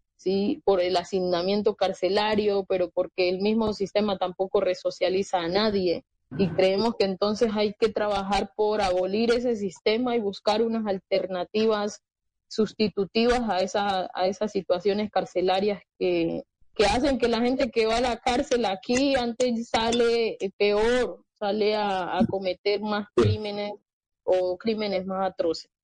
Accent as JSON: {"language": "Spanish", "country": "Colombia", "said": "como colombianos"}